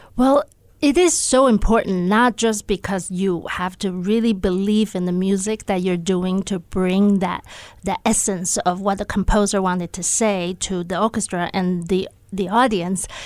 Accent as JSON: {"language": "English", "town": "Taipei", "country": "Taiwan", "tie": "born or raised there", "also_born_or_lived": "Los Angeles / Seattle, Washington", "moved": "as an adult", "lives_now": "Missoula, United States", "said": "I grew up in Taiwan. I was born in Taipei, Taiwan, and I, um, lived there until I was eighteen"}